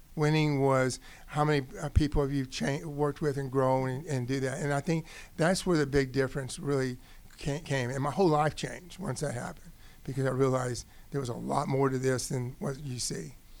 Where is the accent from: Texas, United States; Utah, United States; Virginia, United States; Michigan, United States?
Texas, United States; Odessa; now in Georgia, United States; I grew up in Odessa, Texas, was um, Friday night football.